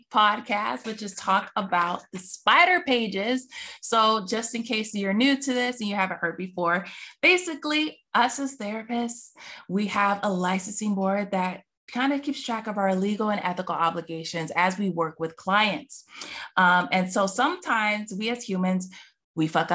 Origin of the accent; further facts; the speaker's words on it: Space Coast, Florida, United States; I live on the Space Coast, where they send all the rockets and used to send the shuttles off. So that's my hometown